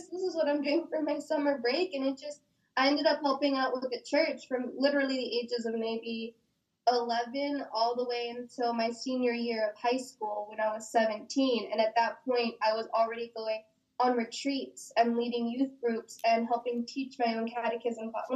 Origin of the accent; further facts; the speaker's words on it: Oxnard, California, United States; I was born and raised in Southside, Oxnard. I still reside here in Oxnard, still in the same home I grew up